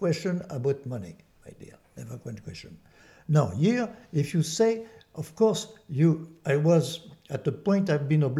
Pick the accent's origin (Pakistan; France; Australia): France; accent: French; English is a second language; now in United States; my French accent, that I'm born in France.